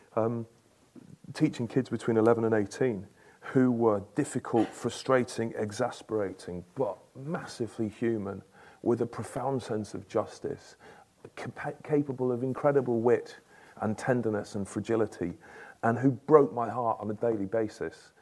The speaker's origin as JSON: {"language": "English", "town": "Stockport", "region": "North West England", "country": "United Kingdom", "tie": "born or raised there", "said": "growing up in Stockport, a suburb of Manchester"}